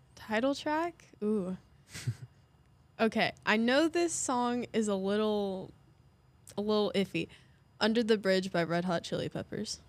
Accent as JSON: {"language": "English", "town": "Hoyleton", "region": "Illinois", "country": "United States", "said": "I'm from Hoyleton"}